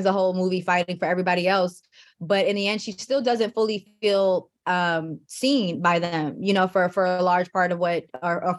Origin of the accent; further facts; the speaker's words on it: New York, United States; I grew up in New York